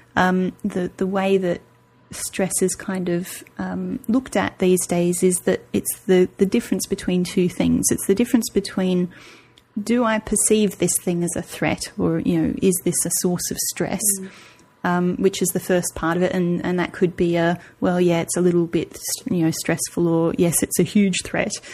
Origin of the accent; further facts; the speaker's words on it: Australia; moved away as an adult; I, am nearly nine years out of Australia now